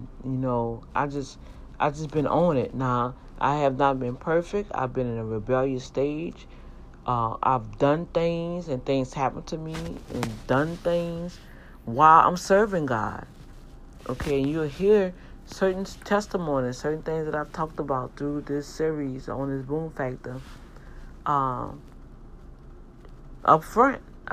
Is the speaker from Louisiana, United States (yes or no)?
yes; New Orleans, Louisiana, United States; growing up in Algiers